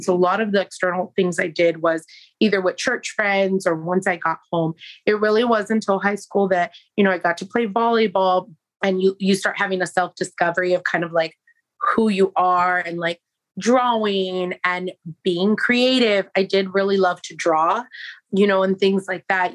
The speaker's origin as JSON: {"language": "English", "town": "San Francisco", "region": "California", "country": "United States", "tie": "born or raised there", "lives_now": "Lodi, United States", "said": "I'm originally um, born and raised in San Francisco, California to South American parents"}